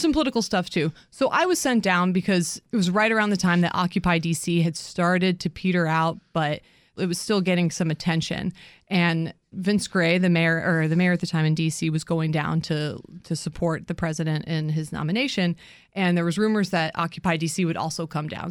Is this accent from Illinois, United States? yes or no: no; Columbus, Ohio, United States; moved away as an adult; also born or lived in New York / Connecticut; now in Washington, D.C., United States; I grew up in Ohio. I mean, originally, originally from New York, but moved in, you know, spent my formative years in, in Ohio